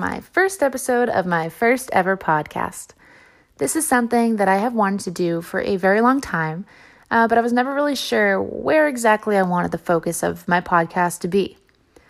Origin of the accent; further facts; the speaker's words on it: Barnstable, Massachusetts, United States; growing up in Barnstable, we had striped bass almost every night in the summer.